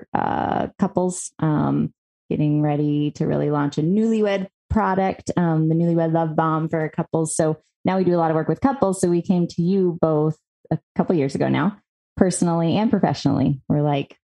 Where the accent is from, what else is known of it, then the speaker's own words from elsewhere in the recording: North Carolina, United States; now in Colorado, United States; I grew up in North Carolina